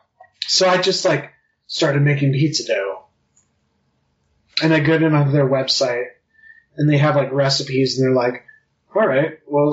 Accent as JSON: {"language": "English", "region": "Utah", "country": "United States", "tie": "born or raised there", "said": "I grew up in Utah County"}